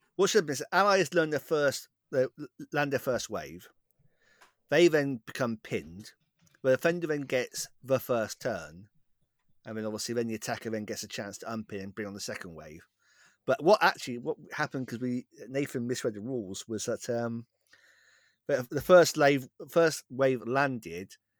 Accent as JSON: {"language": "English", "area": "West Country", "region": "South West England", "country": "United Kingdom", "accent": "West Country", "said": "My West Country accent's"}